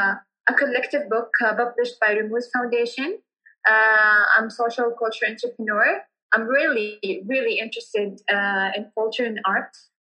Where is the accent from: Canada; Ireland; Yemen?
Yemen; Hadramaut; I'm from Yemen, Hadramaut. I'm 24 years old. I'm an undergraduate student of architecture and environmental planning.